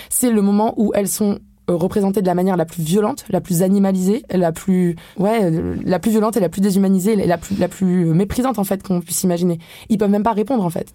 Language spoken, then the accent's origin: French; France; je suis née en France en fait et je bénéficie du privilège de vivre en Europe